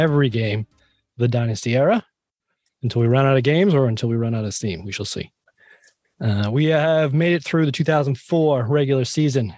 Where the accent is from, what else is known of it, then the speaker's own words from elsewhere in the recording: New England, United States; I'm born and raised in New England